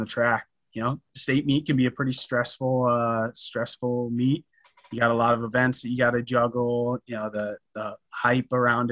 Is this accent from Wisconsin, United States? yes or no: no; North Dakota, United States; I'm proud to be from North Dakota